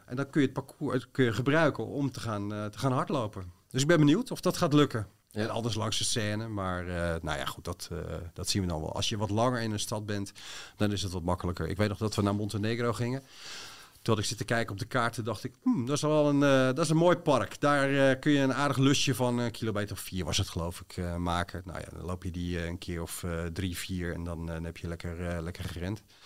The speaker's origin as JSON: {"language": "Dutch", "town": "Bodegraven", "region": "South Holland", "country": "Netherlands", "tie": "born or raised there", "said": "in de, buurt van Bodegraven, waar ik ben opgegroeid"}